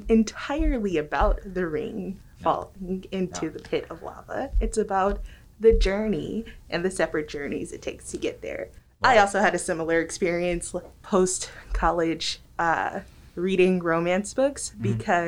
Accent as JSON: {"language": "English", "town": "Los Angeles", "region": "California", "country": "United States", "moved": "yes", "said": "I am originally from Los Angeles, California."}